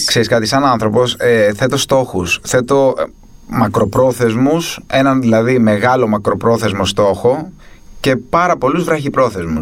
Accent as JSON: {"language": "Greek", "town": "Athens", "region": "Attica", "country": "Greece", "tie": "born or raised there", "said": "γεννήθηκα και μεγάλωσα στην Αθήνα. Ε, συγκεκριμένα μεγάλωσα στην Πεύκη από τα 7 και έπειτα"}